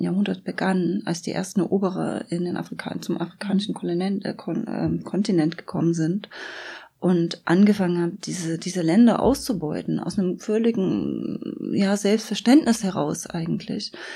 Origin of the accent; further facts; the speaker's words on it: Germany; ich aus der DDR komme